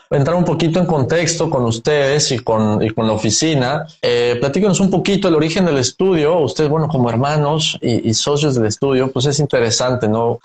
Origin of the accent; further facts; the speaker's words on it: Mexico; como mexicanos y latinos